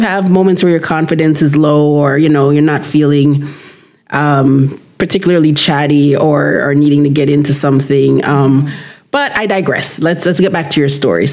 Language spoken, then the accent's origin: English; Jamaica; moved away as an adult; also born or lived in United States; now in Canada; I am Jamaican